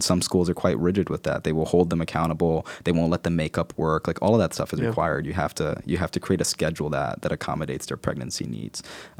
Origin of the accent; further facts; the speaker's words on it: Newark, New Jersey, United States; growing up in Newark was something that I always attribute to, you know, characteristics like resilience, hope, passion.